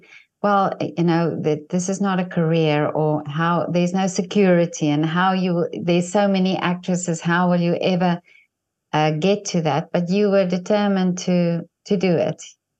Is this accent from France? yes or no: no; South Africa; first language Afrikaans; English is a second language; not even English is my first language, Afrikaans is my first language, but I do find that I can express myself better in Afrikaans